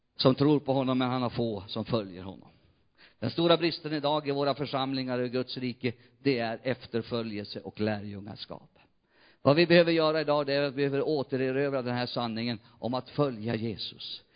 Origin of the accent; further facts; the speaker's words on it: near Umeå, Västerbotten County, Sweden; moved away; also born or lived in Jämtland; Umeå, nästan mina hemtrakter